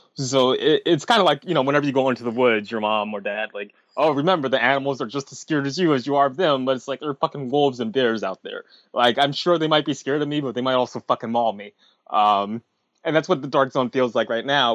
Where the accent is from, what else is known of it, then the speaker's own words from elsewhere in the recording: New York City, New York, United States; As a New Yorker